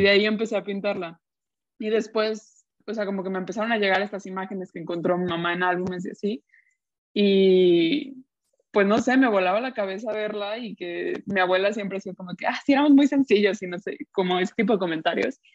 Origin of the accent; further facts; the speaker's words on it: Guadalajara, Jalisco, Mexico; moved away as an adult; also born or lived in United States; yo de Guadalajara